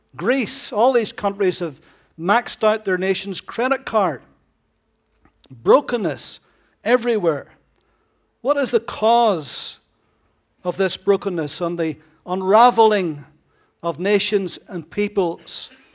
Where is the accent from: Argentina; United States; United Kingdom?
United Kingdom